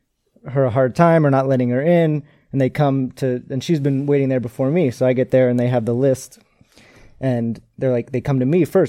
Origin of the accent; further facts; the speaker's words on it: Arlington, Massachusetts, United States; we're both from Boston.